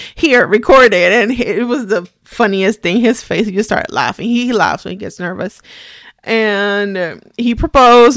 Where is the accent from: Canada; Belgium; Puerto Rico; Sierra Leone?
Puerto Rico; English is a second language; moved away as an adult; now in United States; I'm Puerto Rican. I was Born and raised in Puerto Rico my whole life. I was thirty when I moved to the United States.